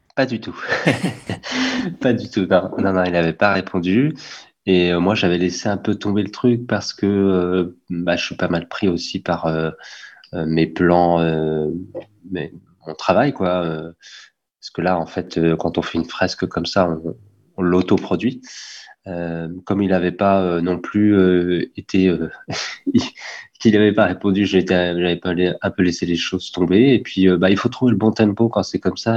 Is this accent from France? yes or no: yes; Caen, Normandy, France; on vient de Caen